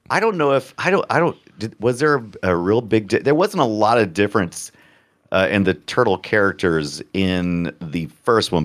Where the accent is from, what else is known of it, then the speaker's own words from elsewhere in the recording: United States; I'm an American